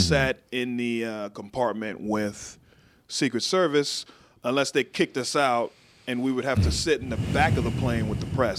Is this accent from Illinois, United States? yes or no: no; Waco, Texas, United States; moved away as an adult; now in Washington, D.C. area, United States; I grew up in Waco